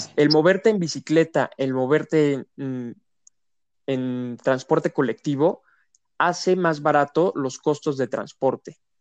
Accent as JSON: {"language": "Spanish", "region": "Querétaro", "country": "Mexico", "tie": "born or raised there", "said": "yo aquí nací en Querétaro y me tocó esta etapa en donde Querétaro tiene un crecimiento demográfico"}